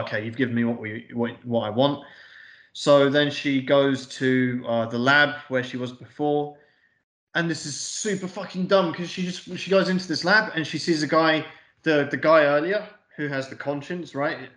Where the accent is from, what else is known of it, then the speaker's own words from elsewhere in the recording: England, United Kingdom; we're English